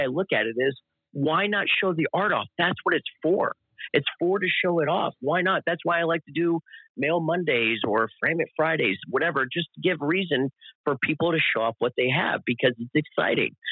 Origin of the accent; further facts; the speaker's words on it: Florida, United States; when we did the Tampa run, those three shows, man, in my in my home state